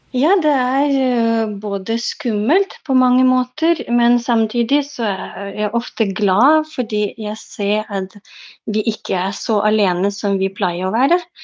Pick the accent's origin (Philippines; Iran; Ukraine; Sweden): Ukraine; Lviv, Lviv Oblast; Norwegian is a second language; now in Oslo, Norway; Jeg kommer fra, fra Lviv, som ligger ved det polske grense.